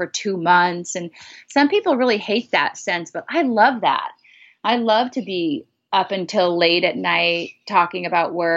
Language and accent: English; Nebraska, United States; born or raised there; moved away as an adult; also born or lived in Binghamton, New York; now in Los Angeles, United States